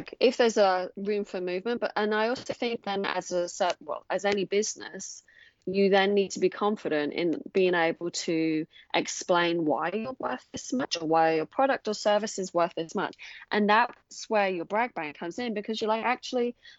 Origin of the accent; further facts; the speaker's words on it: England, United Kingdom; moved away as an adult; now in Australia; I'm originally from England, and I moved to Australia in 2007